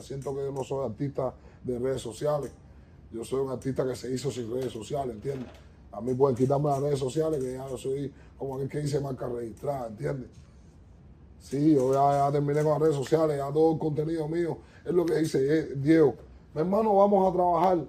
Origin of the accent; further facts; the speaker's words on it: Cuba; now in United States; soy un chardo cubano de género urbano